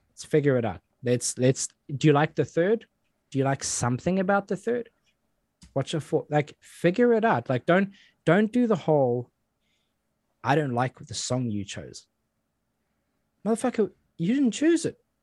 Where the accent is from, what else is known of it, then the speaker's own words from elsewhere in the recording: South Africa; now in United Kingdom; I grew up in South Africa